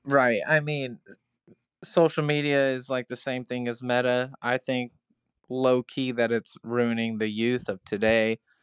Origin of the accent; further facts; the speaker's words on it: Crescent, Iowa, United States; also born or lived in Mount Ayr, Iowa; whenever I moved from Mount Air, Iowa to Crescent, Iowa, we used to call it Little Chicago as well because the train leads from Chicago straight through my town